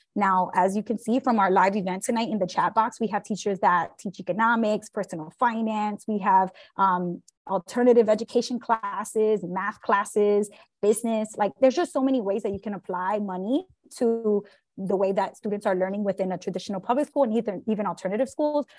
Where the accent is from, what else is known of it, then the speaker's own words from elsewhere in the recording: New York City, New York, United States; As a fellow New Yorker, I, I grew up in Brooklyn